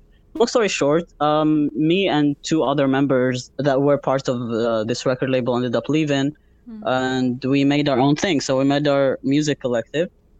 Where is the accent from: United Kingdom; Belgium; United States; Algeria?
Algeria; Algerian Sahara; now in Montreal, Canada; I'm originally from the Algerian Sahara